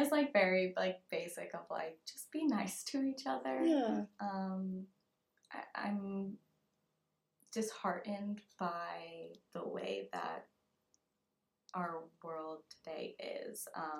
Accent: Massachusetts, United States; also born or lived in Pennsylvania; growing up in Massachusetts and Pennsylvania, it's very historical

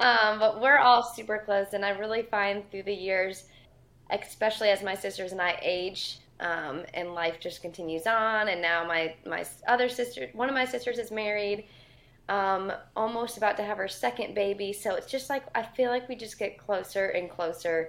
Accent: Sycamore, Illinois, United States; moved away as an adult; also born or lived in Florida / Wisconsin; now in Nashville, United States; grew up, born and raised in Northern Illinois, very small town called Sycamore.

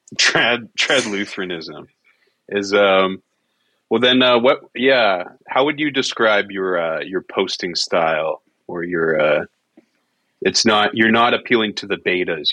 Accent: Alberta, Canada; I was from Alberta. I'm from Alberta

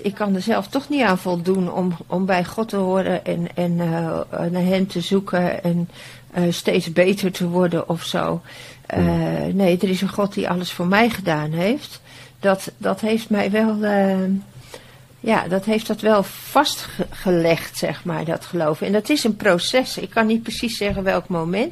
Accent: Bodegraven, South Holland, Netherlands; Ik ben in Bodegraven geboren

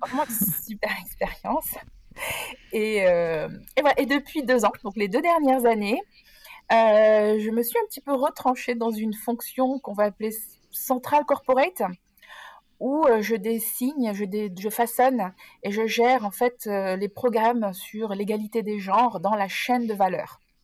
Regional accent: Nice, Provence-Alpes-Côte d'Azur, France; moved away as an adult; also born or lived in Geneva region, Switzerland; now in Geneva, Switzerland; je viens du sud de la France et précisément de Nice. mais depuis une vingtaine d'années, depuis mon embauche en fait au siège européen de Procter Gamble, je me suis expatriée en Suisse et dans la région genevoise

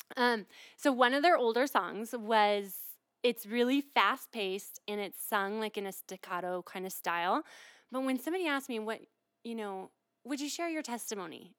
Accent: Midwest, United States; moved away as an adult; now in Colorado, United States; I was born and raised in the Midwest, and I moved out here to explore Colorado

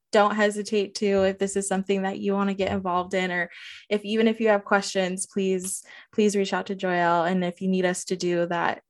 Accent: San Diego, California, United States; growing up in San Diego

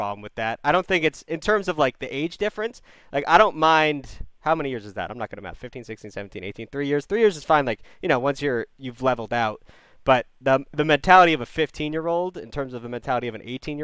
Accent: United States; I'm American

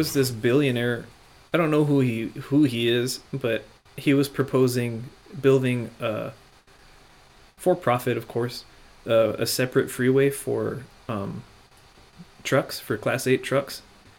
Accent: United States; And it matters to me because I'm American

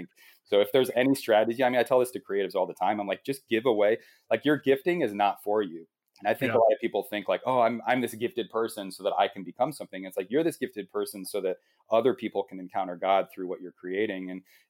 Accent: Midwest, United States; you know, we came from the Midwest where it's like you're part of like a small group at church on Wednesday night.

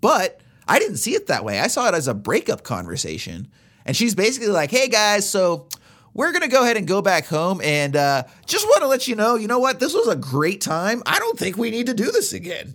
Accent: United States; as Americans

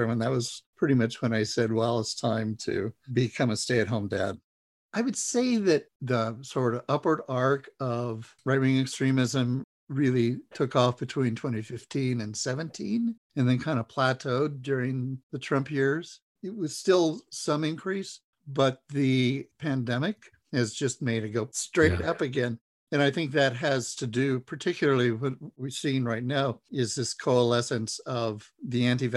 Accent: Idaho, United States; I grew up a Republican in Idaho

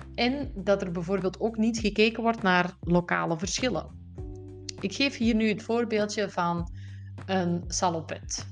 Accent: Belgium; Wist ik veel als Belg zijnde

